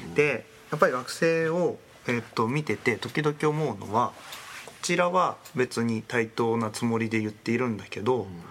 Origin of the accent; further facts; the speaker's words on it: Ibaraki, Japan; moved away as an adult; also born or lived in Kyushu; 僕地元が茨城だったんですけど